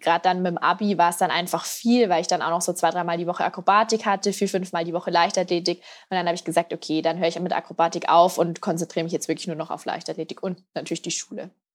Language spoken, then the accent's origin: German; Piding, Bavaria, Germany; in meinem Heimatdorf in Pieding. Das ist da an der Grenze zu Österreich, ganz im Südosten von Bayern. Und da bin ich eben auch aufgewachsen.